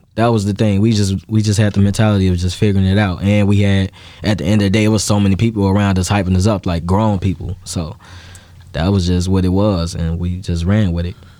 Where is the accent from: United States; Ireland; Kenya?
United States; Chicago, Illinois; I grew up in Gage Park, so it's split in half between the uh, the Hispanics and the Black people.